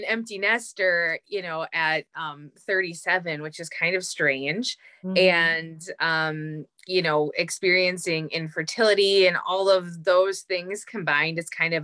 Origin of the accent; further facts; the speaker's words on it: Green Bay, Wisconsin, United States; moved away as an adult; also born or lived in Upper Peninsula, Michigan; now in Upper Peninsula of Michigan, United States; I'm a couple hours north of my hometown of Green Bay, Wisconsin. That's where I grew up.